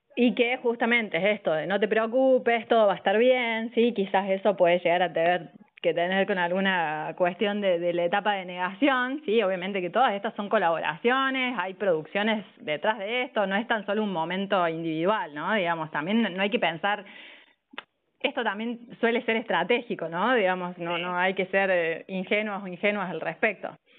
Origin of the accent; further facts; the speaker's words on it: Córdoba, Argentina; also born or lived in Villa María; de Córdoba Capital, un, un poco y un poco, Córdoba Capital y Villa María